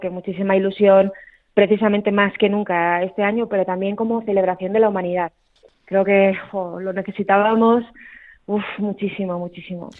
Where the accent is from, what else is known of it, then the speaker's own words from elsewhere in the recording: Aragon, Spain; una palabra que en mi tierra usamos mucho, los aragoneses, que es la rasmia